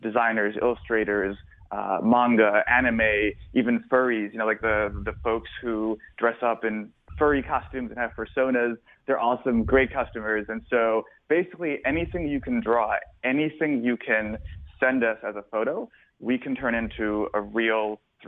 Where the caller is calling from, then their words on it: South Florida, United States; I'm calling you from sunny South Florida